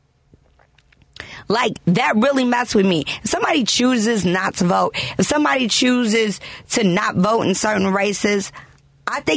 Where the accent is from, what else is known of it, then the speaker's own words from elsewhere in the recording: Chicago, Illinois, United States; we from Chicago